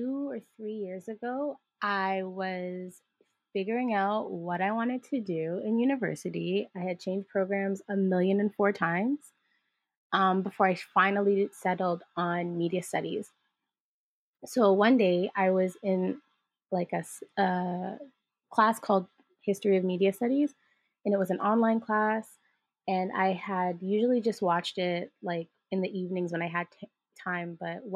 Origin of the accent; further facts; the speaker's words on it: Jamaica; both experientially as a Jamaican person or a person of the diaspora